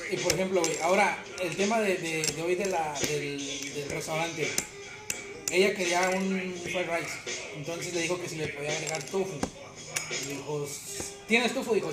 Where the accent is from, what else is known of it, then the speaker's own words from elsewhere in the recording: Mexico; nosotros como mexicanos